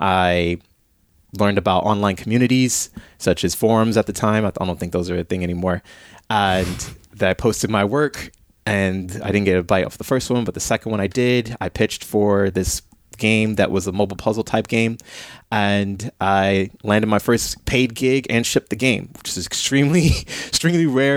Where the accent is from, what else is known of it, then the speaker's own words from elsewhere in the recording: Chicago, Illinois, United States; moved away; I grew up in Chicago, so I listened to a lot of smooth jazz.